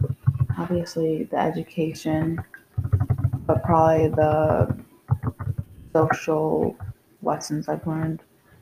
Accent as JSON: {"language": "English", "town": "Pittsfield", "region": "Massachusetts", "country": "United States", "said": "Pittsfield, Massachusetts."}